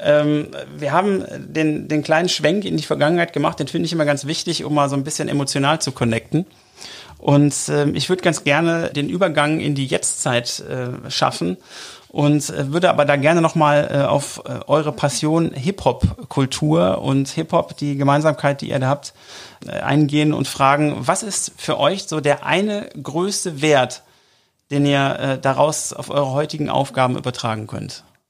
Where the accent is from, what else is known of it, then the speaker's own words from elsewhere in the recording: Oberhausen, North Rhine-Westphalia, Germany; ich komme übrigens aus Oberhausen